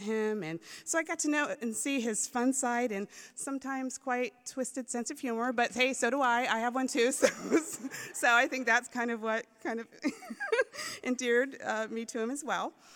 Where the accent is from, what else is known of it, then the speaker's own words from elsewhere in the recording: Maryland, United States; moved away as an adult; also born or lived in Florida; now in San Dimas, United States; I grew up in Maryland.